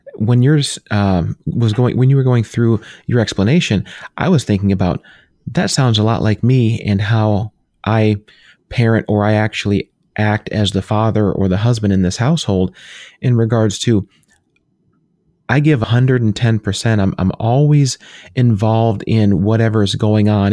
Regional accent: New York, United States; now in Pennsylvania, United States; My wife and I were both born there.

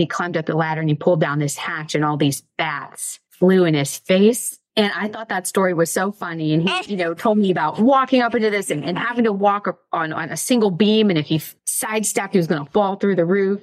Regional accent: Mercer, Pennsylvania, United States; the name of my hometown is Mercer. It's in Western Pennsylvania

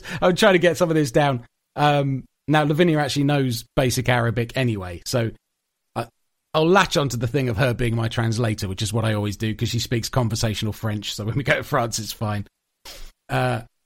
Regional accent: United Kingdom; I'm a British boy

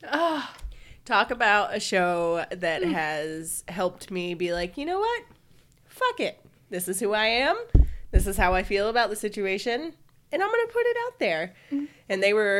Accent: the South, United States; we're from the South too

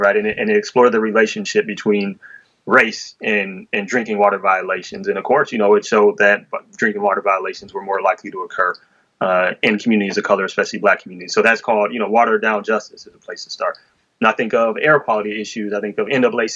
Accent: Detroit, Michigan, United States; I'm from Detroit, right? Where we built and owned a water system

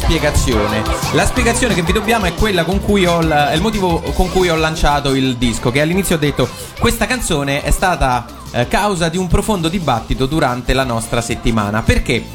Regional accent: Terni, Umbria, Italy; io sono nato a Terni e cresciuto a Terni

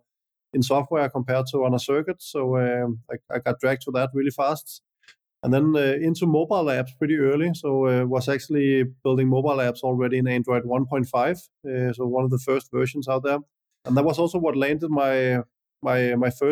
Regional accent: Denmark; I'm born and raised in Denmark and went to school here and then later university

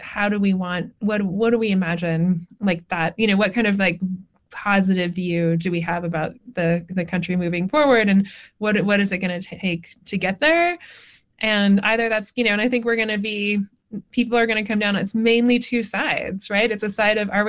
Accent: Northwest, United States; I'm from the Northwest.

